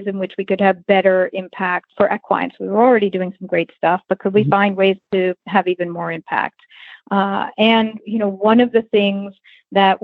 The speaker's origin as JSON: {"language": "English", "region": "New York", "country": "United States", "tie": "born or raised there", "said": "I grew up in New York and rode hunter jumpers as a kid"}